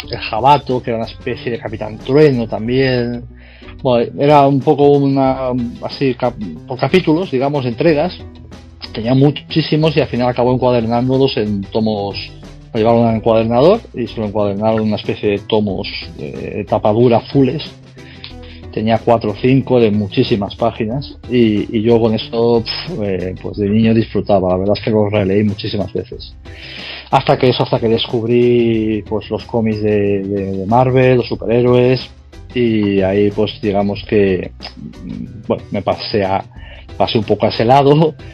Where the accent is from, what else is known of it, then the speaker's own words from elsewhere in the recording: Tossa de Mar, Catalonia, Spain; also born or lived in Barcelona; now in Vigo, Spain; yo soy de Barcelona, ahora ya no vivo en Barcelona. Nací en Barcelona, estuve hasta los 8 años, si no recuerdo mal. Y luego me mudé a un pueblo de, de Cataluña también, se llama Tosa de Mar, de la provincia de Girona.